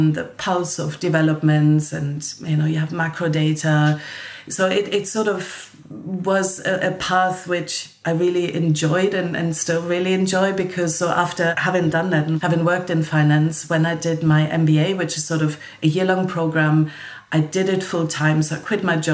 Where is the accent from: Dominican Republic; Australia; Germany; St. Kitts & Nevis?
Germany; Odenwald, Hesse; moved away as an adult; now in London, United Kingdom; So I grew up in Germany, about an hour away from Frankfurt